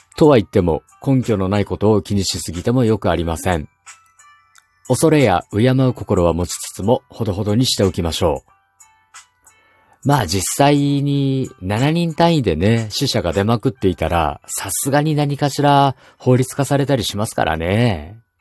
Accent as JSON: {"language": "Japanese", "region": "Kumamoto", "country": "Japan", "tie": "born or raised there", "said": "私の地元熊本の、特に北の地域にある方角に関する神様の信仰"}